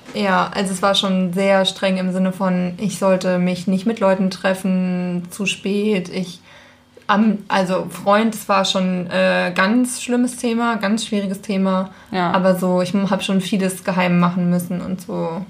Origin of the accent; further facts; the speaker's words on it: Schmalkalden, Thuringia, Germany; Schmalkalden ist der Ort, wo ich herkomme